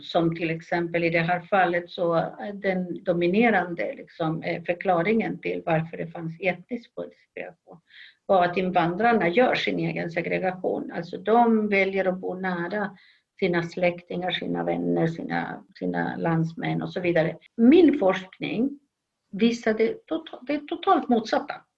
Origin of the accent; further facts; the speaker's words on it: Chile; Swedish is a second language; moved away as an adult; also born or lived in Sweden / Uppsala, Sweden; now in Los Angeles, United States; men inte i Sverige utan i Chile där jag kommer ifrån. Jag avslutade gymnasiet